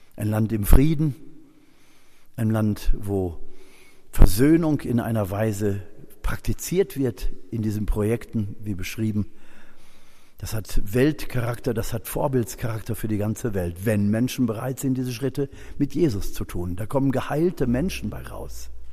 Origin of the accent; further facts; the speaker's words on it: Germany; Wir als Deutsche